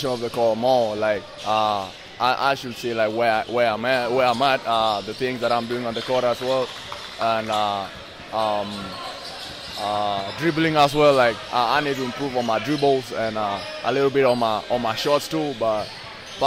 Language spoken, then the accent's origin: English; St. Louis, Missouri, United States; I'm from St. Louis.